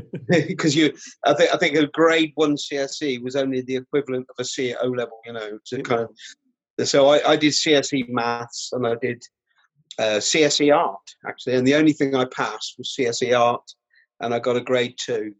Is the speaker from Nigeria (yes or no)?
no; Rutland, East Midlands, United Kingdom; also born or lived in Melton Mowbray; now in North East England, United Kingdom; I grew up in Rutland, um, right? You know, in the Midlands, in the East Midlands